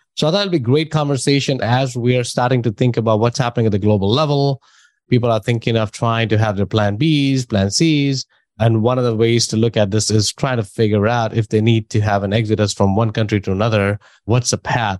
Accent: New Delhi, Delhi, India; moved away; I'm from India. So that's why I know, I know that culture and I know that system

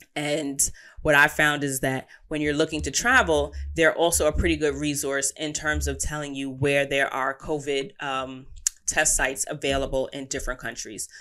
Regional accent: United States; As an American, our passport has pretty substantial weight

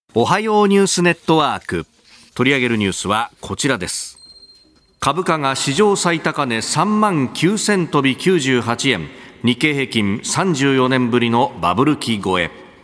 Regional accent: Yokosuka, Kanagawa, Japan; also born or lived in Yokohama; 横須賀生まれ横須賀育ち大学は横浜でありました

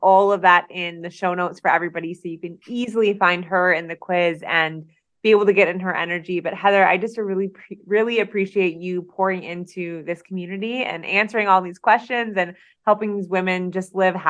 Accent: Detroit, Michigan, United States; I'm from Detroit. I'm a Detroit girl.

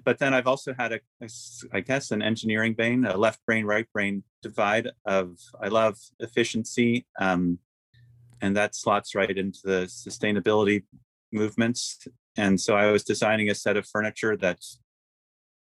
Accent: Philadelphia, Pennsylvania, United States; also born or lived in Maine; I grew up in Philadelphia and spent my summers in Maine

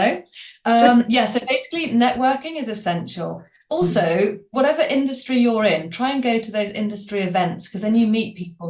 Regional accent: Worcester, West Midlands, United Kingdom; now in Colchester, United Kingdom; I live in Colchester, running my business from Colchester, and I'm from Worcester.

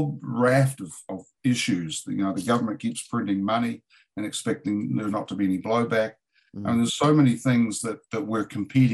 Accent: New Zealand; also born or lived in San Diego / Asheville, North Carolina; now in United States; I'm a Kiwi

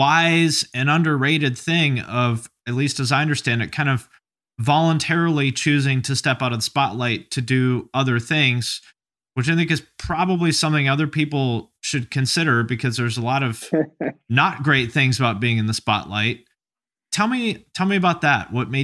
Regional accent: Seattle, Washington, United States; also born or lived in Montclair, United States; I'm from Seattle originally, but I lived kind of all over the place. I lived in Montclair for like a year.

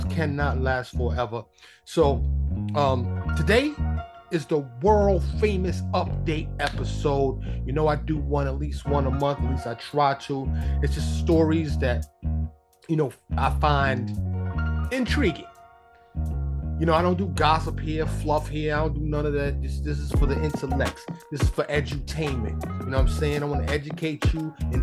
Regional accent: New York, United States; now in Dallas, United States; I'm from New York, but I'm living here in Texas, suburb of Dallas

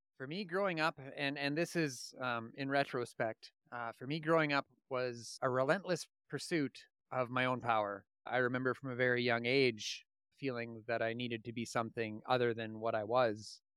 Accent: Indian Head, Saskatchewan, Canada; also born or lived in Regina, Saskatchewan; I was born in Regina, Saskatchewan. I spent the first eight years of my life in a small town called Indian Head, Saskatchewan, and from that point on, we bounced all over the province

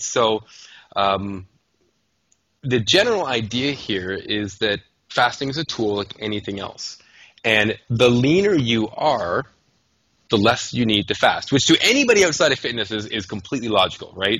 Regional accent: Canada; I'm a Canadian

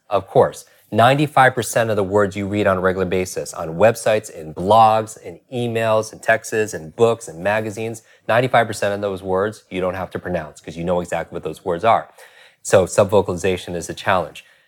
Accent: New York, United States; I'm from New York

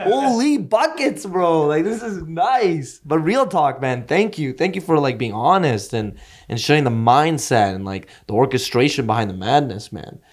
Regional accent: Edmonton, Alberta, Canada; I'll still be in my hometown

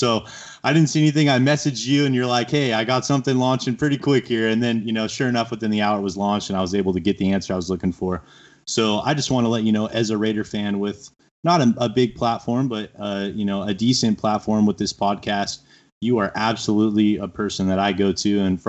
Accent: Southern California, United States; I'm actually from Southern California

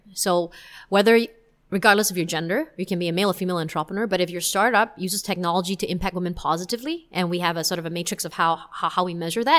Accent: Singapore; if you hear me speaking with my Singaporean friends, then you will definitely know that I am Singaporean.

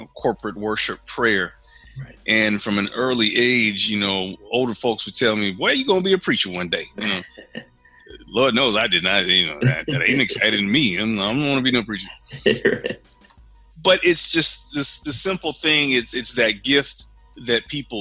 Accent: Denison, Texas, United States; moved away; I'm from Denison, Texas, small town Texas

